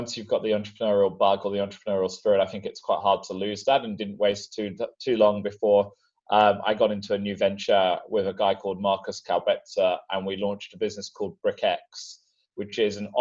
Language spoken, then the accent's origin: English; London, United Kingdom; I'm from London originally